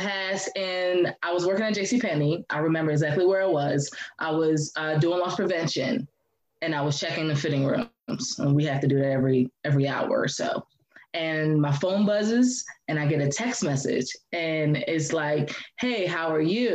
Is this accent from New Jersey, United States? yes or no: yes; New Jersey, United States; I was born and raised in New Jersey